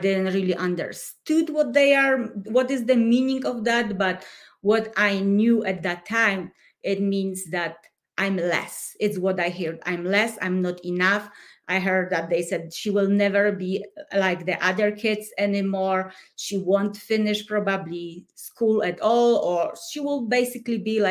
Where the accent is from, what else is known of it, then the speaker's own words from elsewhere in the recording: Poland; English is a second language; moved away as an adult; now in Colorado, United States; I come from Poland. I was born and raised during communism.